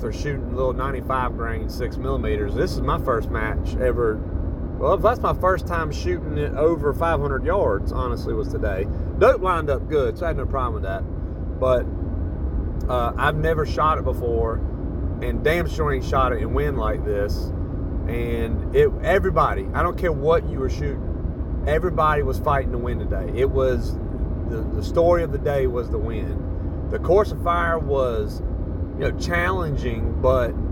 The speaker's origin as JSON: {"language": "English", "region": "Southeast", "country": "United States", "said": "We're from the Southeast. We don't deal with a whole lot of wind"}